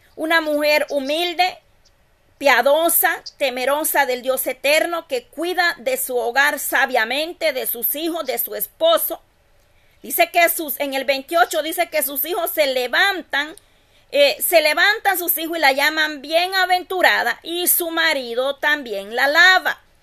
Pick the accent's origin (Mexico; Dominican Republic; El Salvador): El Salvador; Yo soy del Salvador